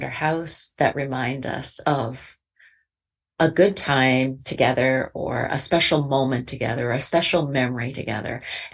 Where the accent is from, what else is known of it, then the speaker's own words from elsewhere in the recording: Canada; I'm Canadian too